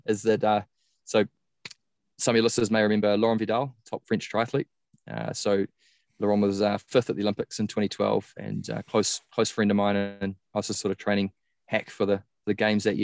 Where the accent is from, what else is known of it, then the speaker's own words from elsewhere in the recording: New Zealand; I started out as a top junior in New Zealand. I'm from New Zealand